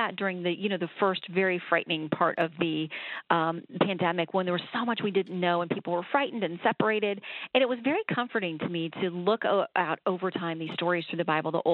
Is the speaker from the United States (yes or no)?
yes; Sanford, Florida, United States; I'm born and raised in Sanford